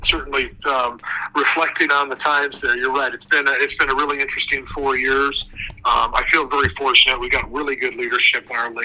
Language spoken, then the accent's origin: English; Iowa, United States; also born or lived in Minnesota / Wisconsin / Ohio; I lived for years in Northeast Ohio. I grew up in Iowa and Minnesota and Wisconsin